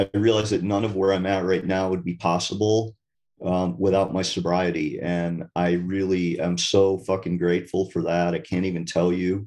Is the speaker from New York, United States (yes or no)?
no; Vermont, United States; I'm from Vermont, so it's a pretty wild